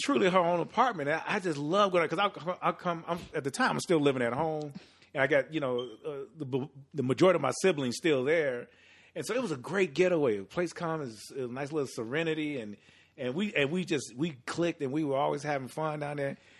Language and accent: English; Chicago, Illinois, United States; born and raised on the south side of Chicago